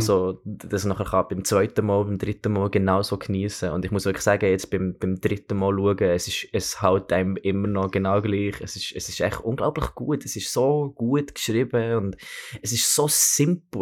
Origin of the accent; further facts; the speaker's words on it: Bern, Switzerland; moved away as an adult; also born or lived in Oxford; now in London, United Kingdom; ich bin, ich bin in Bern aufgewachsen, habe aber mit dreieinhalbjährig ähm, ein Jahr in, in Oxford verbracht